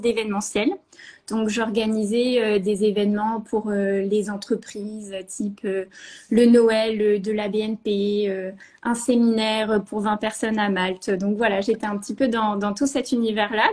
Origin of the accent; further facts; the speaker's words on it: Normandy, France; moved away as an adult; also born or lived in Paris / Bordeaux; je suis normande de base, voilà. J'ai fait toutes mes, mes études en Normandie